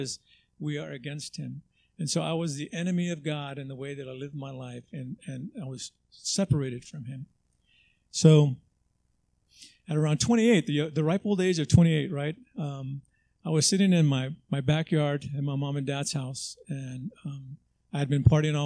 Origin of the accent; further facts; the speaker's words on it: Los Angeles, California, United States; also born or lived in Texas; I grew up in Southeast LA.